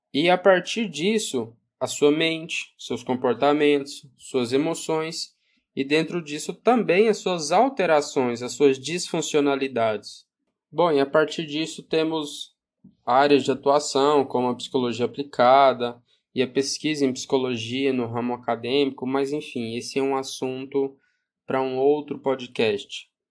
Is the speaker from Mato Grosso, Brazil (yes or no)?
no; Goiás, Brazil; Sou goiano do Uai, porta, porteiro e portão